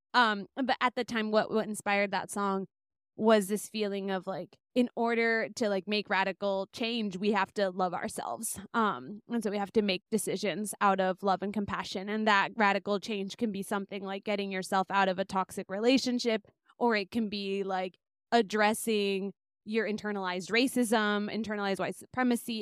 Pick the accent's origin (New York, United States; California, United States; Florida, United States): California, United States; Bay Area, Northern; also born or lived in Lima, Peru / Boston; I grew up in the in the Bay Area, Northern California